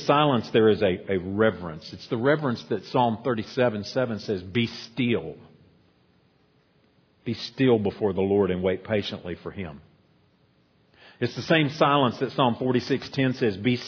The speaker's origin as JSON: {"language": "English", "country": "United States", "said": "us as American Christians"}